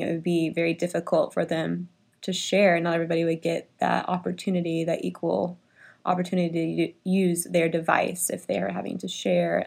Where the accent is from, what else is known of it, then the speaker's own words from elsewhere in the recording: Richardson, Texas, United States; I grew up in Richardson.